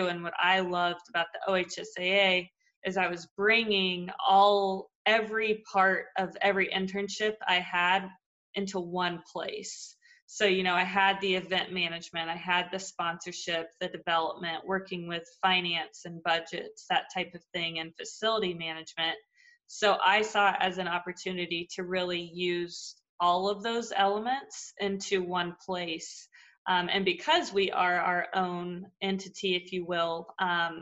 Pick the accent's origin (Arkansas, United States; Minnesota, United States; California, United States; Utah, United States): Arkansas, United States; Fayetteville; moved away as an adult; now in Ohio, United States; I'm from Fayetteville, Arkansas.